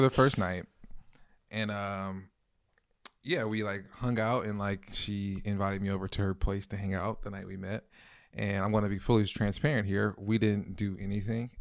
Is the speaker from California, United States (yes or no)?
yes; Los Angeles, California, United States; moved away as an adult; now in Minneapolis, United States; I'm originally from Los Angeles, California